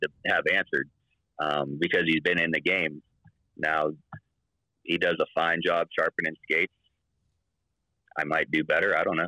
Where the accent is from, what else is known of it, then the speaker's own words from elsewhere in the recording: Pittsburgh, Pennsylvania, United States; moved away as an adult; now in Utah, United States; I'm from Pittsburgh